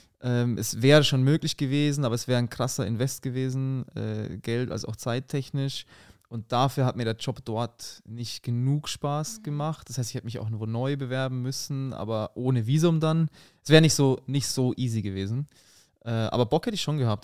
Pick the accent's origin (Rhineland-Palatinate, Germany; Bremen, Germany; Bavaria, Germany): Bavaria, Germany; Munich; accent: rolling R; moved away as an adult; now in Berlin, Germany; Ich komme aus München